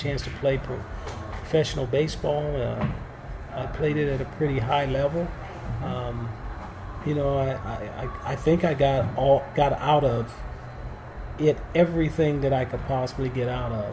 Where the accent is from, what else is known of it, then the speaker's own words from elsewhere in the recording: Los Angeles, California, United States; now in St. Louis, United States; When I was growing up in South Central Los Angeles